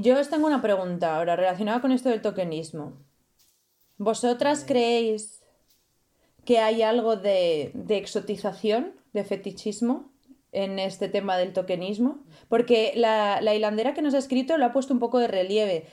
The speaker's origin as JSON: {"language": "Spanish", "country": "Spain", "also_born_or_lived": "Italy", "moved": "yes", "said": "yo soy de España"}